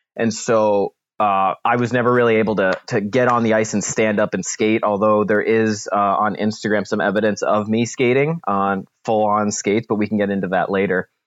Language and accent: English; New Jersey, United States; now in St. Louis, United States; I grew up in New Jersey